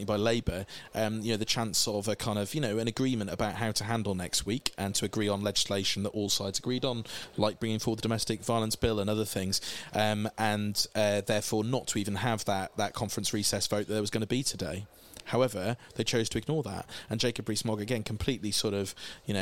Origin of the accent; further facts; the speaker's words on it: Wales, United Kingdom; In Wales we say chwarae teg, fair play